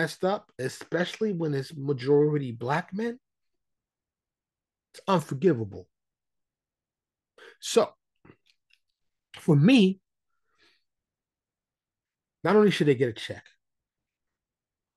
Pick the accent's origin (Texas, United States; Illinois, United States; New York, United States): New York, United States; New York City; born and raised in New York City, right? My high school in the Bronx